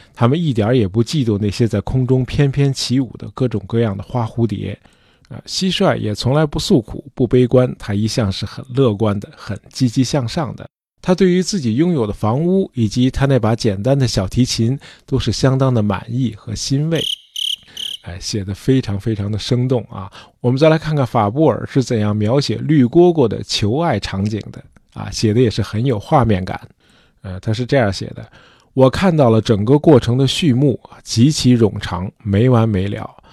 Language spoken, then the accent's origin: Chinese; China; 我们中国人